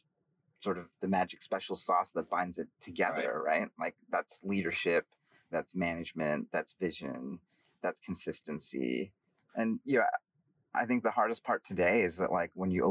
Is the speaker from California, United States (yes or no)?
yes; San Francisco Bay Area, California, United States; growing up in San Francisco Bay Area